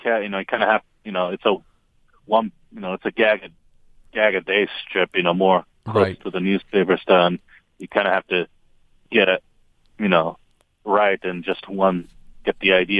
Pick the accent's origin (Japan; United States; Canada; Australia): Japan; I was born and raised in Japan.